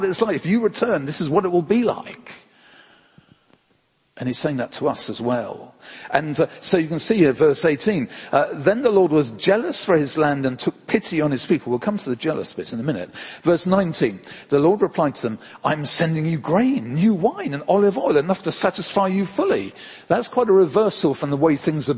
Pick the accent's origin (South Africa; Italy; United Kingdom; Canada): United Kingdom; England; we're English